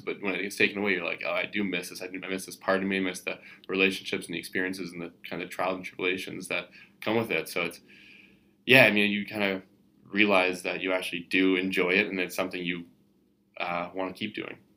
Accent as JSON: {"language": "English", "country": "Canada"}